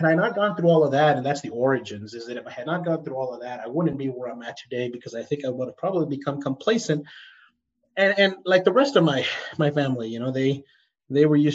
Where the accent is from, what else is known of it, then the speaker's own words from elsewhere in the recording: El Paso, Texas, United States; moved away; growing up in El Paso